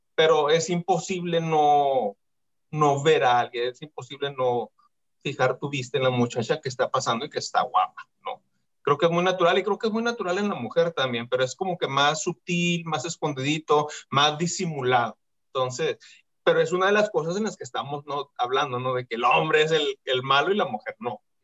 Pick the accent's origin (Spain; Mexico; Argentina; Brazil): Mexico; cuestión cultural de nuestro país